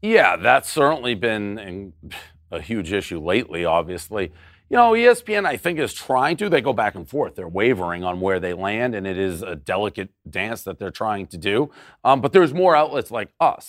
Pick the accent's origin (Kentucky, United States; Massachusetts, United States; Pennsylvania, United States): Massachusetts, United States; Boston; I lived in an era growing up in Boston